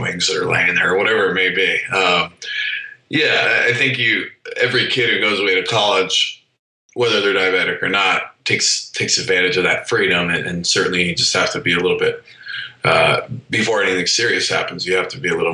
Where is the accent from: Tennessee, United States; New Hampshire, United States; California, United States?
New Hampshire, United States; moved away as an adult; I grew up in New Hampshire. So this was a world away from home.